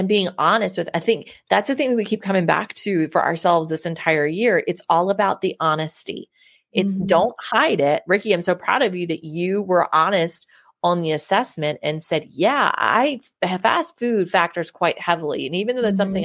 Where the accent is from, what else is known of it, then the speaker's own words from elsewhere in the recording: Baltimore, Maryland, United States; I'm from Baltimore